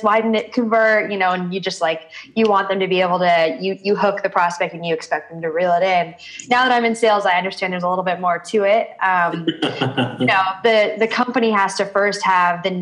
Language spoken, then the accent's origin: English; Seattle, Washington, United States; moved away as an adult; now in Denver, United States; I was born and raised in Seattle, and I moved out